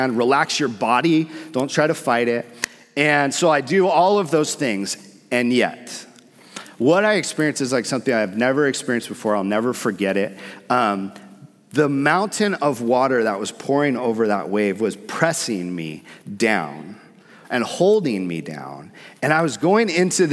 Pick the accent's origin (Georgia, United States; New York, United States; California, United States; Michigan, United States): California, United States; San Diego; also born or lived in Hawaii; I grew up surfing in San Diego. I lived in Hawaii for a portion of my life